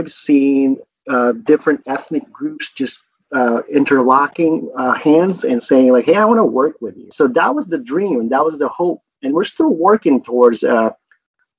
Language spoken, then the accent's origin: English; Manila, Metro Manila, Philippines; now in Michigan, United States; I was born in Manila